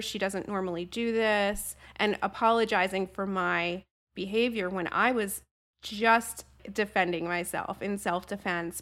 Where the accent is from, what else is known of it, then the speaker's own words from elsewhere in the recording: New Jersey, United States; I'm from Jersey